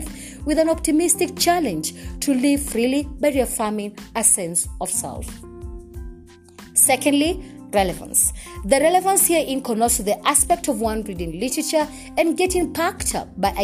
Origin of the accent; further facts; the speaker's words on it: Kenya; I am uniquely Kenyan and relevantly African